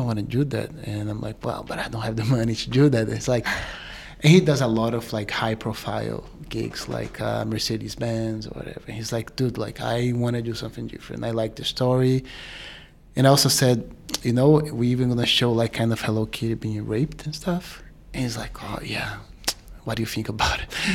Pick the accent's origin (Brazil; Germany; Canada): Brazil; also born or lived in New York City; now in New York, United States; I'm from Brazil, uh, but I've been here for ten years.